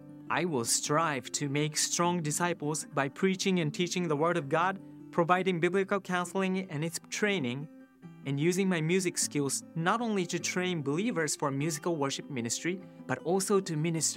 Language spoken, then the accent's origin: English; Japan; moved away as an adult; a missionary to Japan from Faith Church of Lafayette, Indiana. I grew up in Japan for 20 years.